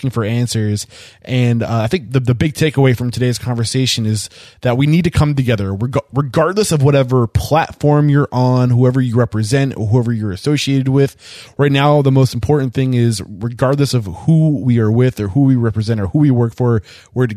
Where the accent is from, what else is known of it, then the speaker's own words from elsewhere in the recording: Exeter, New Hampshire, United States; moved away; also born or lived in Nashua, New Hampshire; I'm from New Hampshire. I'm from Exeter, and I went to school in Nashua, New Hampshire.